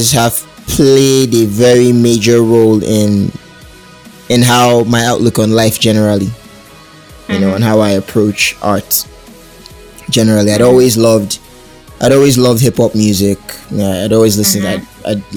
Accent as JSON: {"language": "English", "town": "Port Harcourt", "region": "Rivers State", "country": "Nigeria", "tie": "born or raised there", "said": "I was born in Port Harcourt City, mm-hmm. here in Nigeria"}